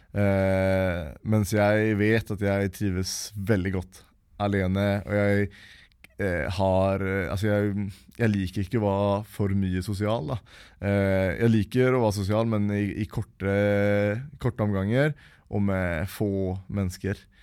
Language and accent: Norwegian; Uddevalla, Västra Götaland, Sweden; moved away; jeg ble født uh, i Uddevalla, da, eh, som er den svenske byen som jeg kommer fra